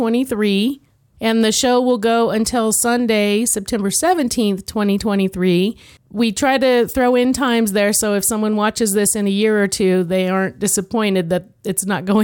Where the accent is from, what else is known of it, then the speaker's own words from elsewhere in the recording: New Mexico, United States; because we're from New Mexico.